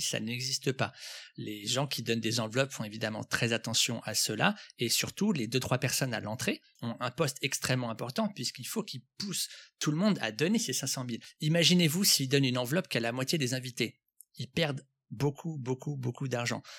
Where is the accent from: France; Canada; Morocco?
France; now in Vietnam; en tant que Français lorsque je vis au Vietnam